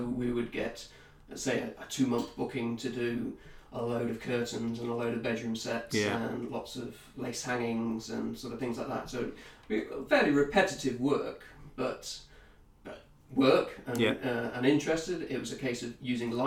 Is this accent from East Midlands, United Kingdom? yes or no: yes; Nottingham, East Midlands, United Kingdom; also born or lived in Newcastle; I'm from Nottingham originally